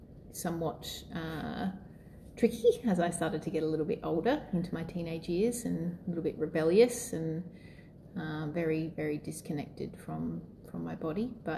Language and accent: English; Wollongong, New South Wales, Australia; born there; So I was born in Wollongong in New South Wales, and I have an older brother and mum and dad still together.